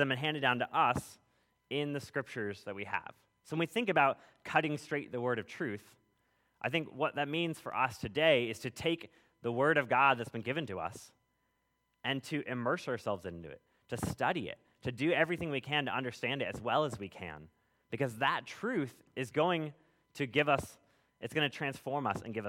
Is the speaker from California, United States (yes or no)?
yes; California, United States; moved away; I grew up in California. If anybody spent time out west, you'll know that the roads go a lot further and a lot straighter than they do out here